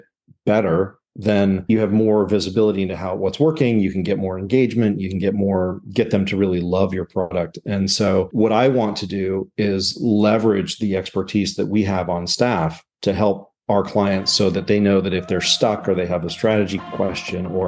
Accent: Southern California, United States; moved away as an adult; also born or lived in upstate New York; I grew up in Southern California, went to college in upstate New York

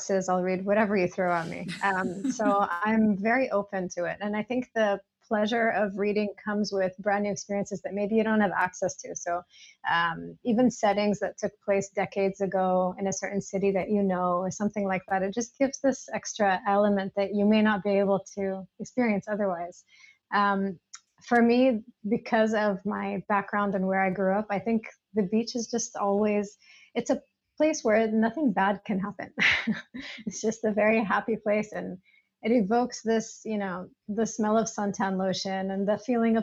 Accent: Greece; also born or lived in United States; now in Dubai, United Arab Emirates; I grew up in Greece

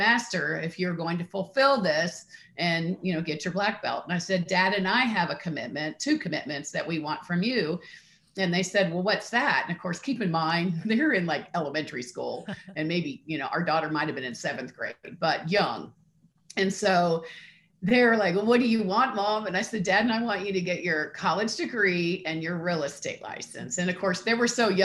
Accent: Columbus, Ohio, United States; I grew up in Columbus, Ohio.

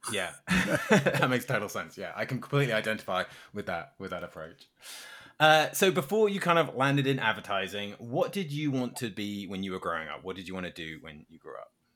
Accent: United Kingdom; as a Brit

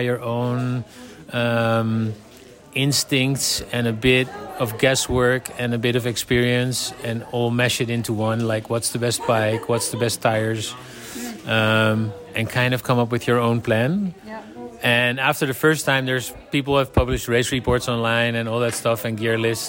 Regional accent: Netherlands; I'm from the Netherlands

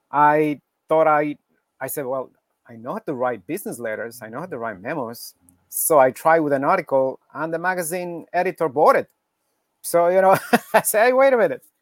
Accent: Quito, Pichincha, Ecuador; now in New York, United States; originally from Ecuador, from Quito, Ecuador in South America.

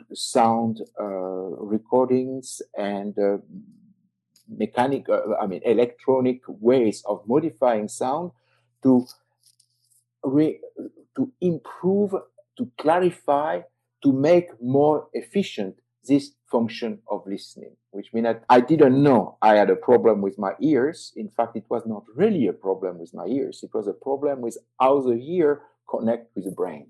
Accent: south of France, France; accent: French; English is a second language; moved away as an adult; I was living in, as you can hear, I'm French, and I was living in the south of France. Going to Paris was a journey. I mean, it was like 8 hours train from my hometown

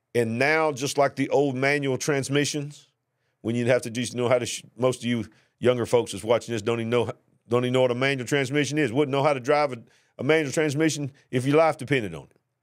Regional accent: the South, United States; accent: Southern; the way you hear me talking, my accent there, I'm not from New York City. And, and the regulations down here in the South was not that bad

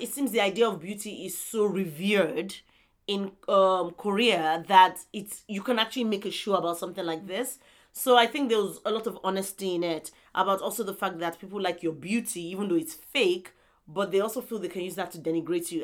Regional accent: southern Nigeria, Nigeria; this is me talking from a southern perspective as a Nigerian

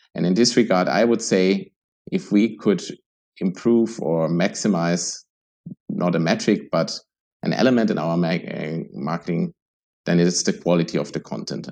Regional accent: Germany; now in Vienna, Austria; I'm originally from Germany

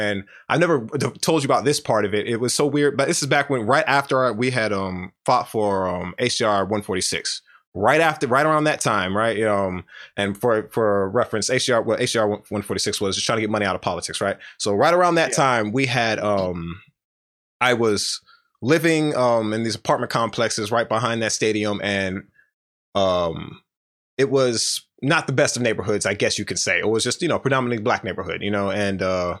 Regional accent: Houston, Texas, United States; growing up in Houston, especially on the Southwest side, what I didn't realize was you don't understand the discrimination you face while you're in it.

